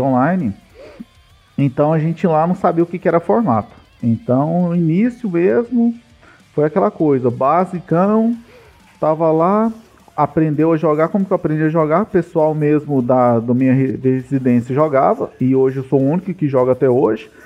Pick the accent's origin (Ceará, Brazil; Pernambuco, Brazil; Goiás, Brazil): Goiás, Brazil; Goiânia; Eu sou de Goiânia aqui, famoso comedor de piquis